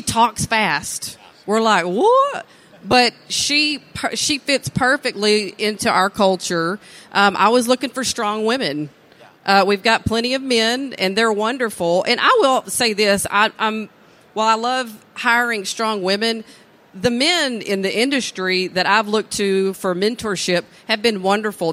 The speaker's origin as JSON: {"language": "English", "region": "East Texas", "country": "United States", "tie": "born or raised there", "said": "born and raised in East Texas"}